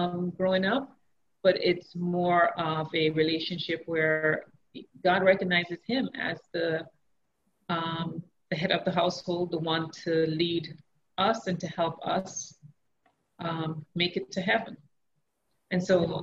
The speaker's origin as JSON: {"language": "English", "country": "Jamaica", "tie": "born or raised there", "said": "I grew up in Jamaica"}